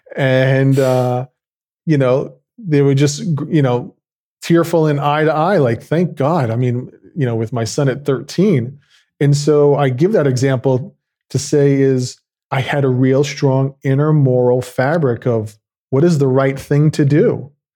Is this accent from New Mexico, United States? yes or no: no; New York, United States; I grew up in New York.